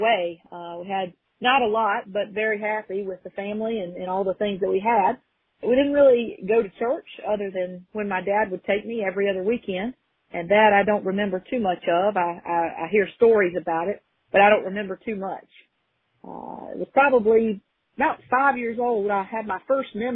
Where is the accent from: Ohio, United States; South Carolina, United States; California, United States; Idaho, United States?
South Carolina, United States; Greenville; I'm originally from Greenville, South Carolina, and I was kind of born and bred there, as we say